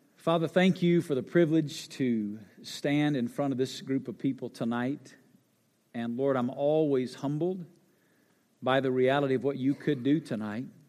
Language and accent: English; North Alabama, United States; moved away as an adult; also born or lived in Memphis, Tennessee; now in Las Vegas, United States; I grew up in North Alabama